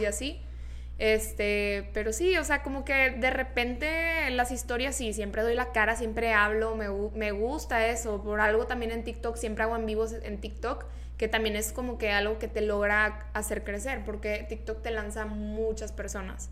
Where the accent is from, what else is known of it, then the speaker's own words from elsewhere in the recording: Monterrey, Nuevo León, Mexico; Yo soy de Monterrey, soy Región Montana